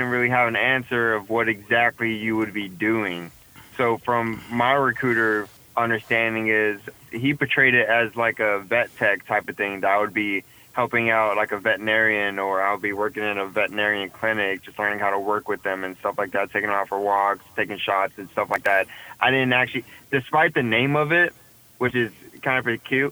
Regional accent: San Antonio, Texas, United States; I'm from San Antonio, Texas

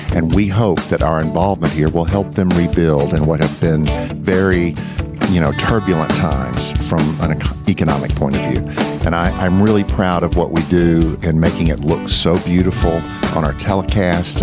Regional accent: Mississippi, United States; moved away; When I was a little boy growing up in Mississippi

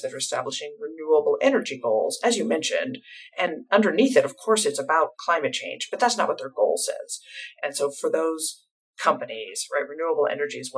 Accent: United States; being an American, and I work a fair amount in Europe

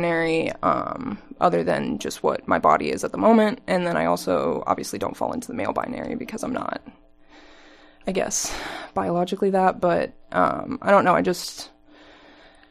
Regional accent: Avon, Indiana, United States; now in Bloomington, United States; I'm actually from Avon, Indiana

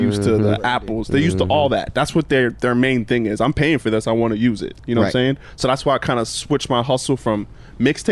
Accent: Cape Cod, Massachusetts, United States; now in Tampa, United States; I'm originally from Cape Cod, Massachusetts

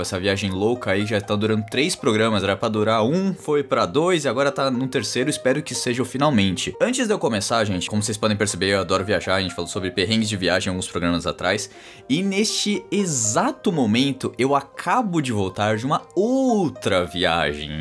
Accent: Brazil; sou do Brasil

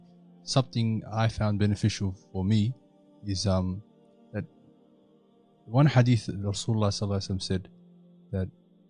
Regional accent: Australia; growing up in Australia, I don't find it difficult to say that I'm an Australian Muslim.

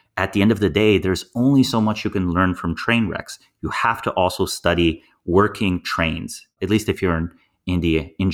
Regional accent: Slovenia; I grew up in Slovenia with a population of 2 million people.

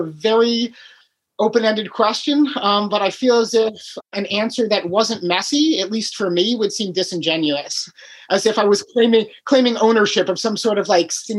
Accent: Chicago, Illinois, United States; also born or lived in Key West / Alaska; now in Michigan, United States; I grew up in Chicago, but I lived in Key West

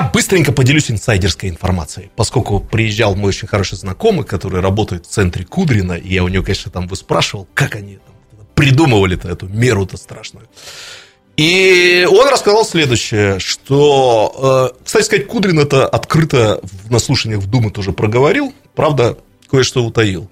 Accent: Irkutsk, Irkutsk Oblast, Russia; как старый иркутянин

